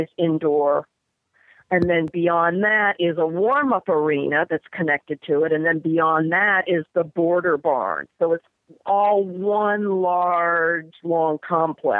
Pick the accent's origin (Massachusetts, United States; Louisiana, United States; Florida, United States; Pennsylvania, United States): Louisiana, United States; Lake Charles; also born or lived in New Jersey; now in Ohio, United States; originally, long, long time ago, Lake Charles, Louisiana